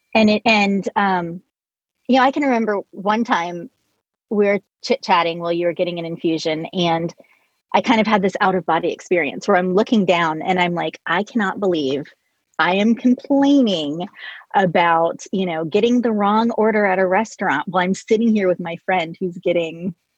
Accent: Colorado, United States; moved away; I was born in Colorado, and my brother lives in Denver.

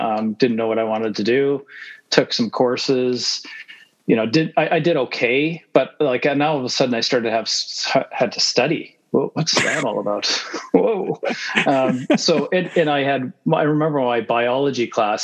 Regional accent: Manitoba, Canada; moved away as an adult; also born or lived in United States / Winnipeg; now in Calgary, Canada; we moved to Canada when I was six.

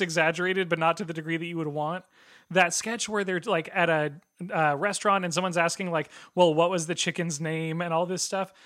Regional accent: Pacific Northwest, United States; I am born and raised in the Pacific Northwest.

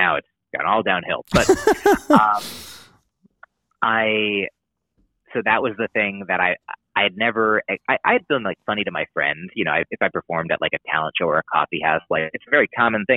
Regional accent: United States; I'm an American

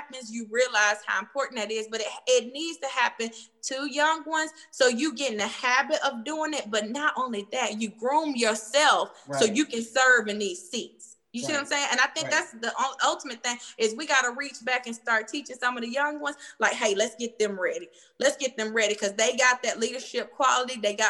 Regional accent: Cartersville, Georgia, United States; I'm from Cartersville

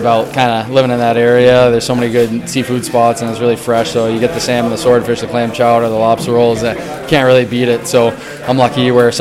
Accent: New England, United States; I'm from New England

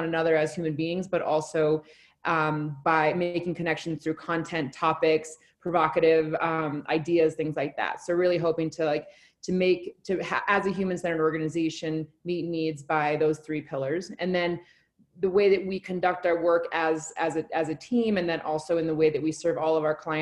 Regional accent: Alaska, United States; now in Colorado, United States; I'm from Alaska originally, so I went through Washington a lot when I was growing up

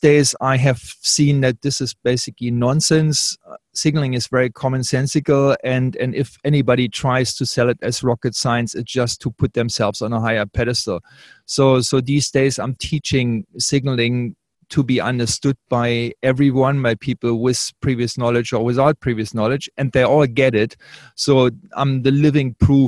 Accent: Australia; I'm the Australian

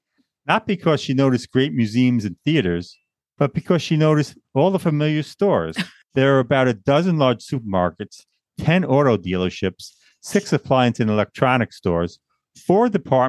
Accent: Long Island, New York, United States; I'm not Asian, and as Gil mentioned, I'm not retired. I'm just plain tired. Born and raised in Long Island, New York, a place I always wanted to leave. I'm a law librarian working in a court who loves his job

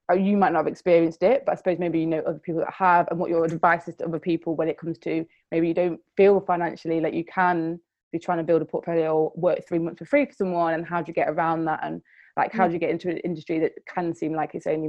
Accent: Nottingham, East Midlands, United Kingdom; I'm from Nottingham.

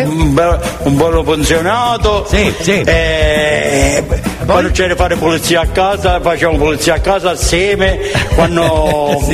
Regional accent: Campobello, Italy; sono di Campobello

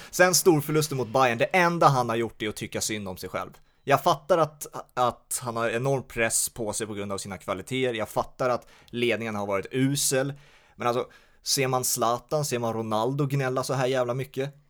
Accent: Sweden; oss som är svenskar

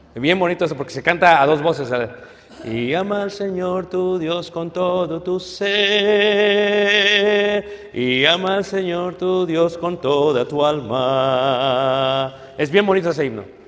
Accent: Mexico; nosotros como mexicanos

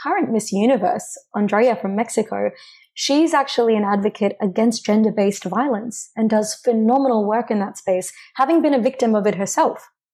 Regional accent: Greenvale, Victoria, Australia; I was born and raised in Greenvale

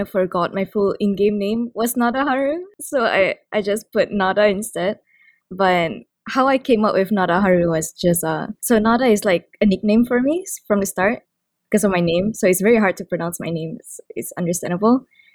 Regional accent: Sarawak, Malaysia; I'm actually from Sarawak, which is in the east side of Malaysia

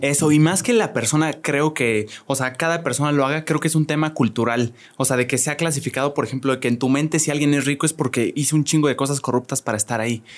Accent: Querétaro, Mexico; yo soy provinciano, yo soy de Querétaro

